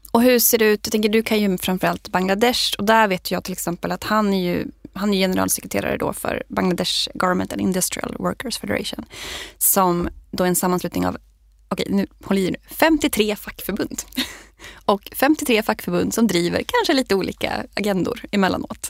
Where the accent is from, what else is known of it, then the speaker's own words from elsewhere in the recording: Sweden; som svensk